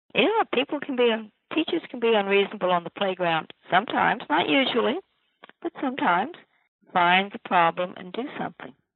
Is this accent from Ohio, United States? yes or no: no; Virginia, United States; my own Virginia